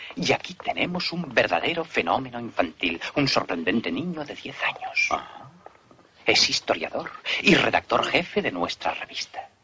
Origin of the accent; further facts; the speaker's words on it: Mexico; nosotros los mexicanos ni siquiera, ni siquiera somos ciudadanos